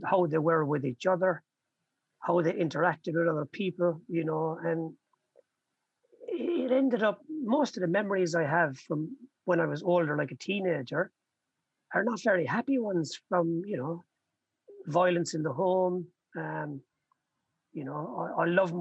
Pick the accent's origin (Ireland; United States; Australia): Ireland; Limerick, Munster; I was born in Limerick in Ireland. I've got 9 brothers and sisters. You know, we grew up and lived in a council house on a council estate.